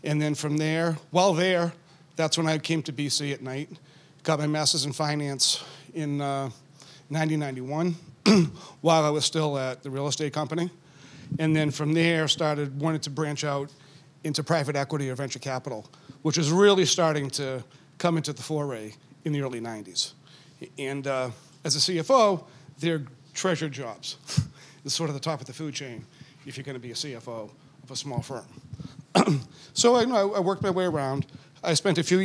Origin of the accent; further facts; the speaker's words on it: Needham, Massachusetts, United States; I grew up in Needham, and, you know, I was going to stay in Boston